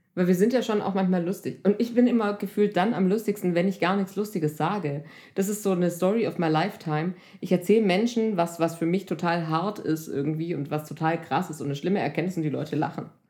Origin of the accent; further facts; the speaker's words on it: Swabia, Germany; ich bin Schwäbin